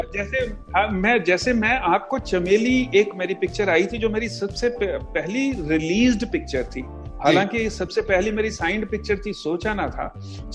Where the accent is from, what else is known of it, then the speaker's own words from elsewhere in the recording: Malerkotla, Punjab, India; moved away as an adult; now in Mumbai, India; मैं जहाँ से हूँ मेरा जो पंजाब में नेटिव प्लेस है मलेर कोटला